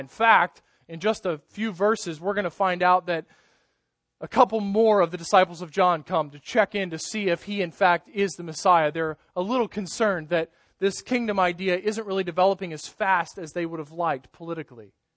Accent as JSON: {"language": "English", "country": "United States", "tie": "born or raised there", "said": "grown up as an American Christian and lived in this country"}